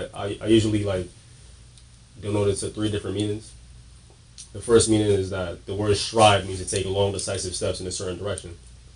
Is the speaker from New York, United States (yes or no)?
yes; New York City, New York, United States; Born in Brooklyn, raised.